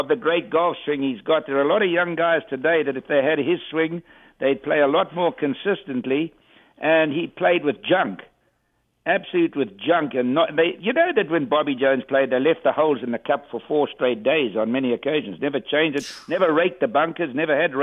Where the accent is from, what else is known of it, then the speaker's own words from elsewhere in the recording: South Africa; I'm from South Africa.